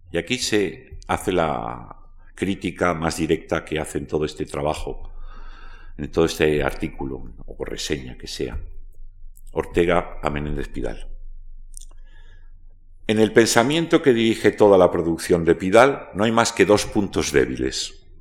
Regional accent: Castile, Spain; yo soy castellano

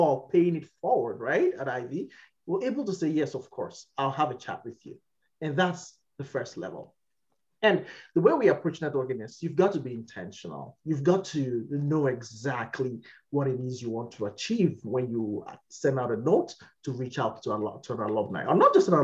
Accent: Nigeria; moved away as an adult; also born or lived in United Kingdom; now in Canada; my home country where I come from, Nigeria

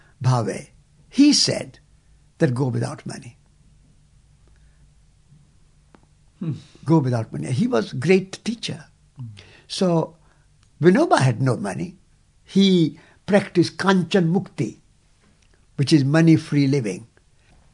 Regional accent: India; as an Indian

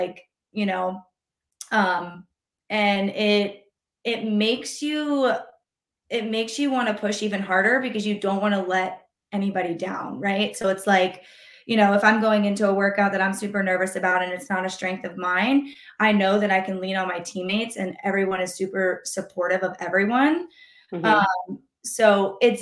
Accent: North Carolina, United States; moved away; I'm originally from North Carolina

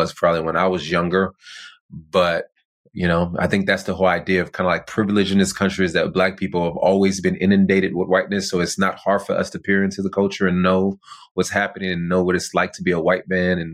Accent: near Compton, California, United States; I'm not from Compton. I mean, although I didn't grow up too far from there

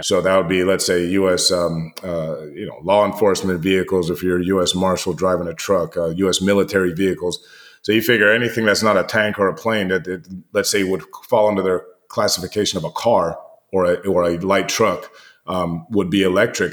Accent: United States; you and I grew up with here in the United States

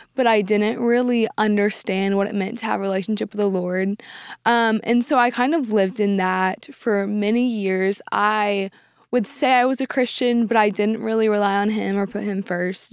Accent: Dallas, Texas, United States; I've lived in Dallas my entire life

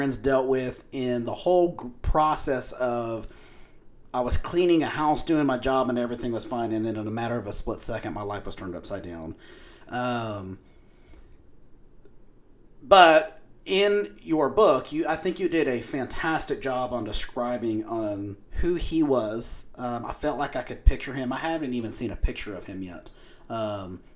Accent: Lubbock, Texas, United States; also born or lived in New Mexico; I'm from Lubbock. I've been in Lubbock my whole life.

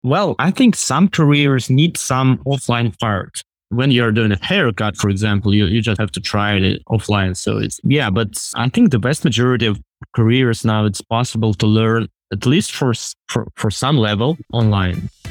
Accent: Russia; moved away as an adult; I'm originally from Russia and lived there until, like, twenty twenty, until when I was thirty-five.

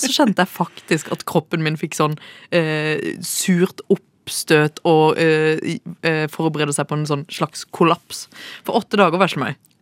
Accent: Kristiansand, Agder, Norway; moved away as an adult; now in Oslo, Norway; som dere hører, så er jeg jo fra Kristiansand

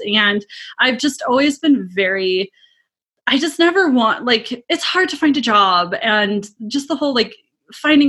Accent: Midwest, United States; I'm from the Midwest. I said Pop

